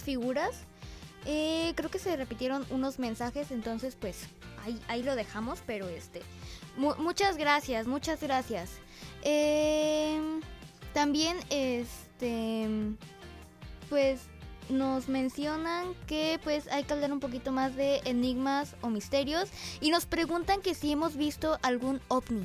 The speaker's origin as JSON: {"language": "Spanish", "country": "Mexico", "said": "como mexicanos"}